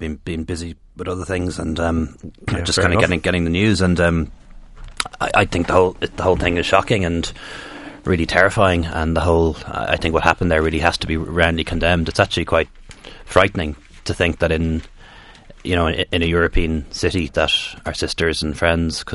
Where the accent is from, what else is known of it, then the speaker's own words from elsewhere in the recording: Ireland; I'm half Irish. My dad's Indian originally.